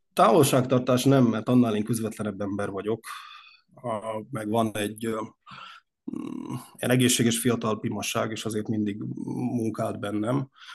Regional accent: Upper Hungary, southern Slovakia, Slovakia; mi a felvidéki magyarság, a mi család családunk azon oldalához, ha úgy tetszik, tartozik

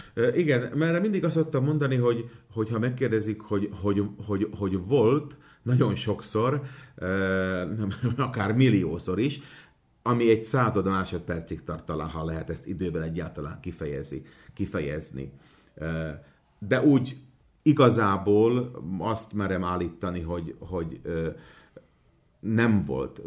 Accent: Komárno, Nitra Region, Slovakia; first language Hungarian; Én Komáromból származok, és Komáromban az akkori plébános Matuska Pálkalnok úr volt, az én gyerekkoromban

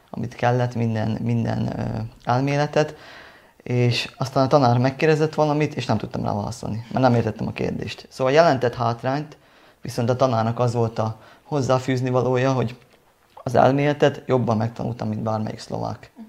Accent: Hungary; szerintem jelentett hátrányt az, hogy magyar vagyok, de olyan hátrányt jelentett, amit bevállalok, amire én büszke voltam

